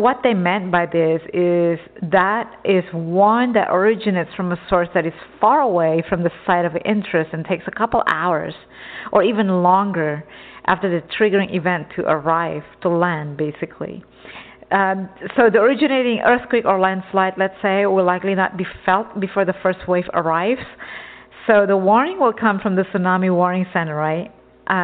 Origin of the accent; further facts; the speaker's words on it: Texas, United States; moved away as an adult; also born or lived in Java, Indonesia; now in Southern California, United States; I grew up in Texas since I was, you know, 4 or 5 years old. I came from an island, Java Island